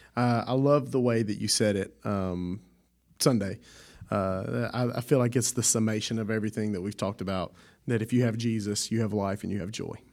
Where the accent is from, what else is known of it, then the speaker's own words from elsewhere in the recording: Southwest Louisiana, United States; I'm from Southwest Louisiana